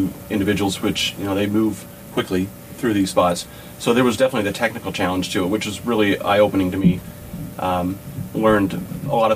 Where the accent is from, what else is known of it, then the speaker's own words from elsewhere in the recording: Western Oregon, United States; now in Boise, United States; I grew up in Western Oregon